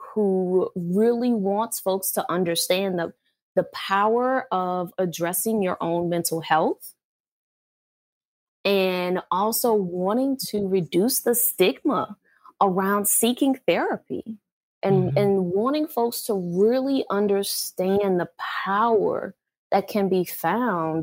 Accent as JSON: {"language": "English", "town": "New Orleans", "region": "Louisiana", "country": "United States", "tie": "born or raised there", "also_born_or_lived": "Georgia / North Carolina / Texas", "moved": "as an adult", "lives_now": "California, United States", "said": "I was born and raised in New Orleans, Louisiana"}